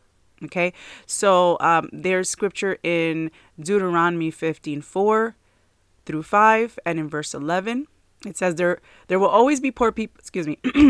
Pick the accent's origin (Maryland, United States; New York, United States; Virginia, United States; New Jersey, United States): New Jersey, United States; moved away; So they earned even less than they did up in where we came from New Jersey. So it was really kind of like really more difficult when we moved down here for a while.